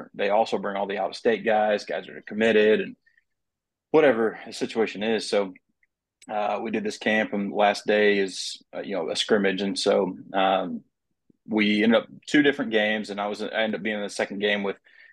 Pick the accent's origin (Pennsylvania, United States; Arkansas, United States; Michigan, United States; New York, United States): Arkansas, United States; Van Buren; I was born and raised in Van Buren, so I'm a Hog.